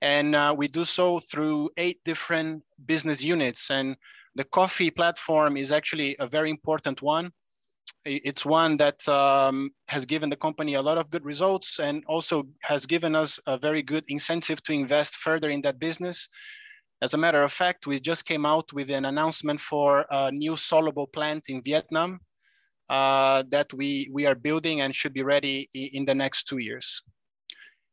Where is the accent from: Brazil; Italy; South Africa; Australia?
Brazil; also born or lived in Europe; now in Indonesia; I am originally from Brazil, though, a very big coffee producer and consumer as well.